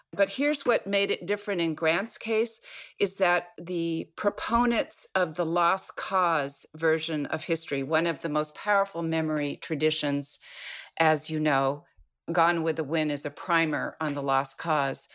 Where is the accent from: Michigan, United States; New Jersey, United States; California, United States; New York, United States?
California, United States; Los Angeles; I'm a third generation Los Angeles person, and I am UCLA all the way.